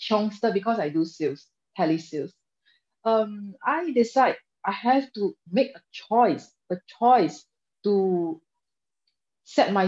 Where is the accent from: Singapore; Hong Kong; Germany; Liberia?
Singapore; I'm a young Singaporean, 36 this year